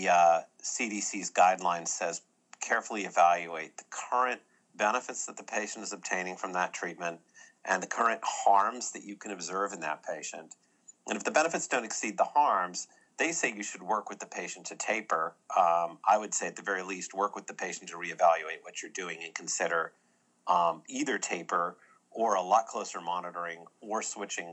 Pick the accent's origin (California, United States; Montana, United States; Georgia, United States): California, United States; moved away as an adult; also born or lived in Boston; now in Birmingham, United States; I grew up in California, went to medical school in Boston